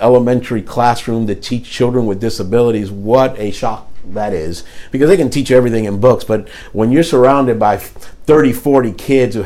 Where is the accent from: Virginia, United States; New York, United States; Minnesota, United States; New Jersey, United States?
New Jersey, United States; Paterson; also born or lived in Miami; I was born in Paterson, New Jersey